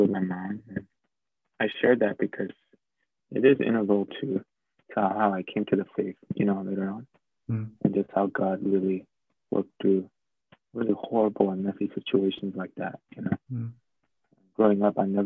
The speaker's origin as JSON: {"language": "English", "town": "Los Angeles", "region": "California", "country": "United States", "tie": "born or raised there", "also_born_or_lived": "Glendale / Hancock Park", "said": "I grew up in LA, and people ask, like, oh, yeah, where in LA? And I say, literally every part"}